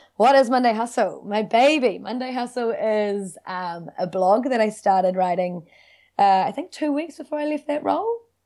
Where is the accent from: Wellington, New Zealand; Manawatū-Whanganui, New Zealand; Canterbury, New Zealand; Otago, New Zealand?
Wellington, New Zealand; moved away as an adult; also born or lived in Dunedin; now in Auckland, New Zealand; I grew up in Wellington City. uh, in Seatoon with my family